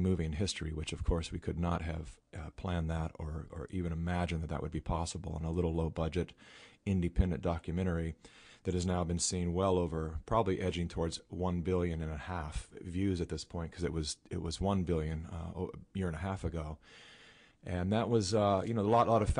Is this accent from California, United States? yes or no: yes; California, United States; I was born and raised in California